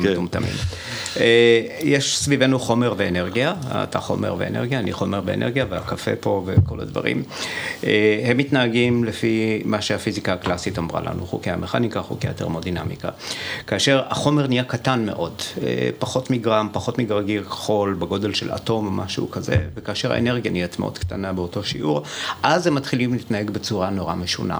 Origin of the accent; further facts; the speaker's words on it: Iran; now in Israel; נולדתי באיראן